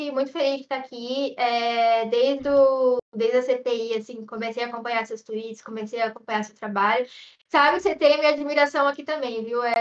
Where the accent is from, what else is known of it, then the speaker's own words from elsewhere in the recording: São Paulo, Brazil; Ai, gente, eu sou paulista, né, com purê.